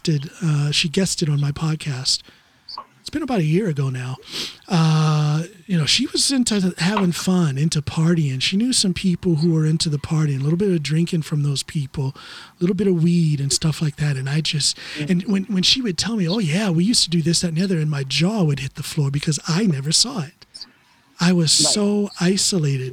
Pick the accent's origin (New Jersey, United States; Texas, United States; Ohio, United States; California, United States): Ohio, United States; Norton; also born or lived in Akron, Ohio; We grew up, or I was born rather, in Akron and lived the first 7 years of my life in Goodyear Heights. So then when we moved to Norton